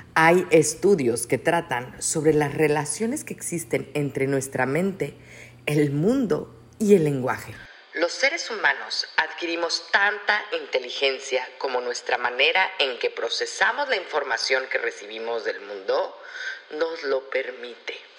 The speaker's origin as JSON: {"language": "Spanish", "country": "Mexico", "said": "Nosotros, como mexicanos orgullosos"}